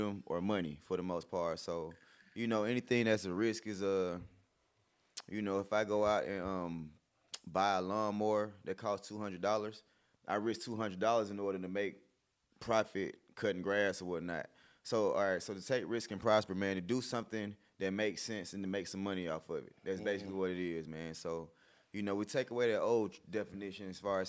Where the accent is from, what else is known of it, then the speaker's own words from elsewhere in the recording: College Park, Georgia, United States; I'm from College Park, went to S.L. Lewis, the same elementary school that Gunner went